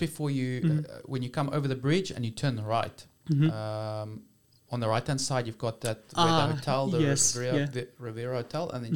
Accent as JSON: {"language": "English", "country": "South Africa", "said": "as a South African, as an African"}